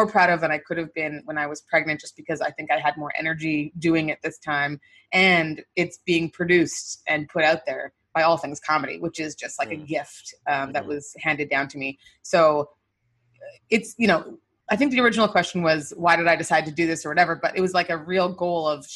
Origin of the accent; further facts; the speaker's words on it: Winnipeg, Manitoba, Canada; moved away as an adult; also born or lived in Nigeria; now in United States; in Winnipeg, my hometown